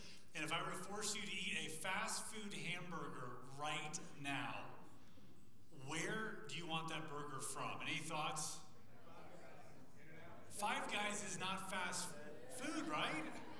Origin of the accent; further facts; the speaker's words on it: Thailand; Good seeing you guys. I was from Thailand, so it's kind of a distance.